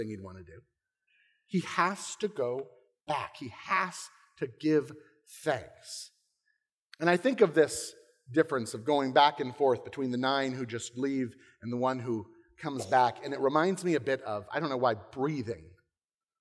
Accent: Englewood, Florida, United States; moved away as an adult; my hometown directly. Inglewood, Florida.

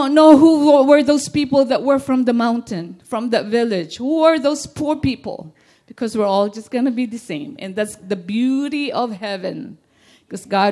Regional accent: Philippines; moved away; being a Filipino

